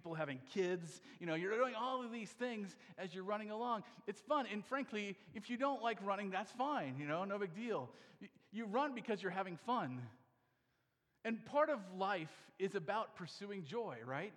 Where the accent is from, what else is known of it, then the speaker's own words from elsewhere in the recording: Iowa, United States; I'm from Iowa